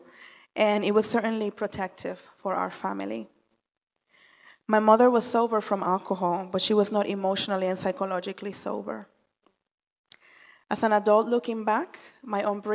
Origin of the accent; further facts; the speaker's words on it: Puerto Rico; moved away; I was born and raised in the Caribbean island of Puerto Rico